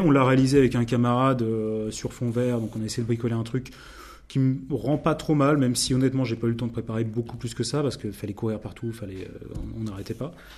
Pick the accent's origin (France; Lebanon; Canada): France; Normandy; moi, je suis normand